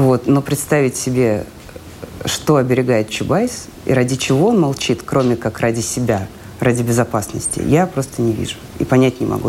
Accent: Russia; moved away as an adult; also born or lived in Ukraine; now in Israel; я из России

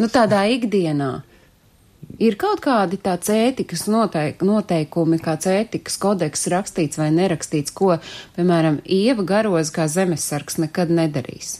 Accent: Latvia; man nav iemesla nemīlēt manu dzimteni

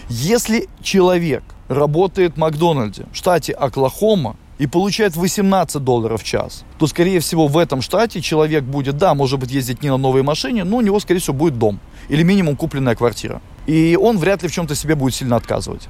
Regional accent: Latvia; moved away as an adult; also born or lived in Riga, Latvia; now in Los Angeles, United States; Русский, и все знают, что я из Латвии

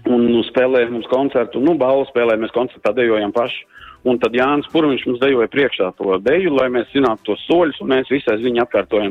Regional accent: Brocēni, Saldus Municipality, Latvia; moved away as an adult; now in Ireland; es no Sauta, no Brocēniem esmu, es tur mm -hmm. visu mhm. mūžu dejoju kādreiz, kamēr, kamēr biju Latvijā

